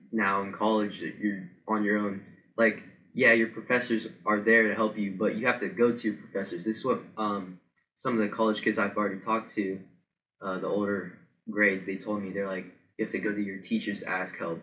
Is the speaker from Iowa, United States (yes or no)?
no; Powell, Ohio, United States; also born or lived in Dublin, Ohio; I'm from Powell, Ohio.